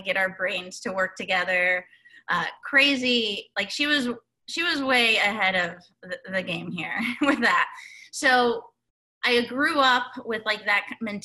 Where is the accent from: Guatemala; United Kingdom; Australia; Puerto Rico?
Guatemala; moved away; we grew up in Guatemala